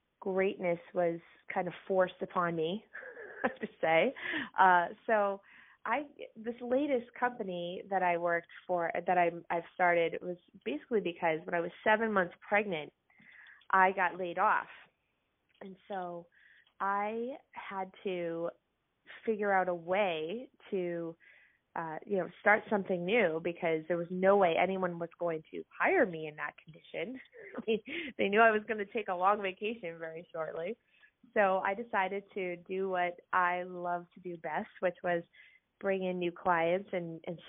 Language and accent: English; Lewiston, Maine, United States; I grew up in Lewiston, Maine